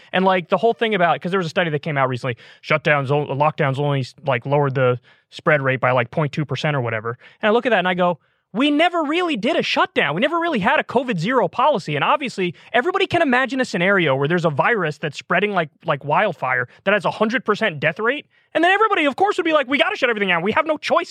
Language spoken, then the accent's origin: English; New York, United States; moved away; I was from in New York, we called it AP classes